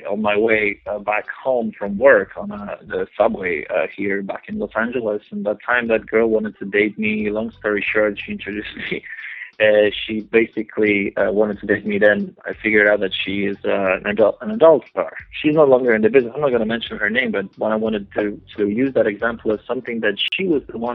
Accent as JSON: {"language": "English", "country": "Poland", "tie": "born or raised there", "second_language": "English", "said": "when I was growing up in Poland, I, I, I watched a lot of uh, television channels and, and shows and music in English"}